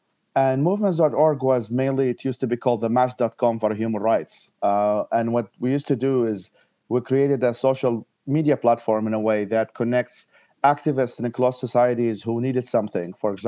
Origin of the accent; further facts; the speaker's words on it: Iraq; moved away; I was born and raised in Iraq myself.